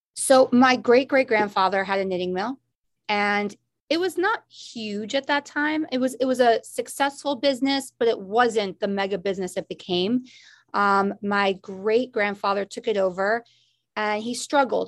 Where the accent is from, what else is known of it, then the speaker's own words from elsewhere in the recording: Newton, Massachusetts, United States; also born or lived in Chicago, Illinois; I grew up in Chicago for my first seven years of my life because we had a branch of Malden Mills there that my dad worked out of. When we moved to Boston